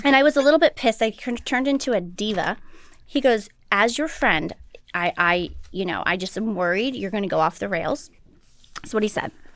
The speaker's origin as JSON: {"language": "English", "town": "St. Louis", "region": "Missouri", "country": "United States", "tie": "born or raised there", "said": "I grew up in Saint Louis"}